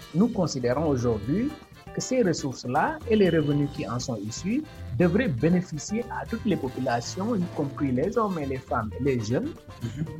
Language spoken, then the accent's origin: French; Senegal; Je suis un Sénégalais, j'ai fait mes études entièrement au Sénégal, dans mhm. l'école publique, de première à l'université.